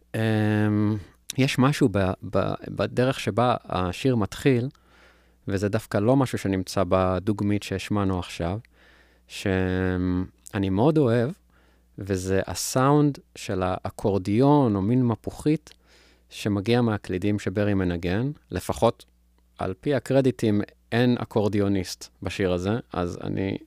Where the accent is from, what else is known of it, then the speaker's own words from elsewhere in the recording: Israel; בגלל ההריטג' שלנו כישראלים